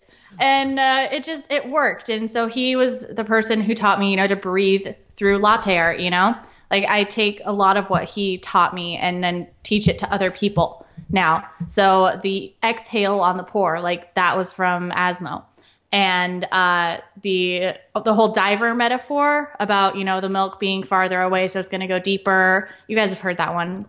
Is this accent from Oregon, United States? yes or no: yes; Central Oregon, United States; moved away as an adult; now in Portland, United States; I grew up in a small town in Central Oregon